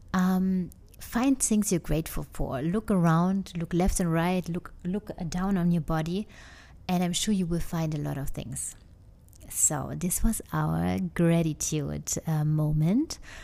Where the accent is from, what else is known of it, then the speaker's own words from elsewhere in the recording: Germany; English is a second language; moved away as an adult; now in United States; I come from Germany, but recently um, I moved indeed 100% now to the US